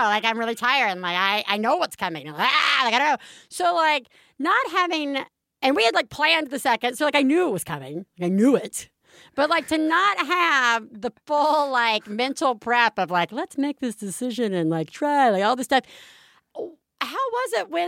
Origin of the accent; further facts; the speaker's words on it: Alabama, United States; I'm from Alabama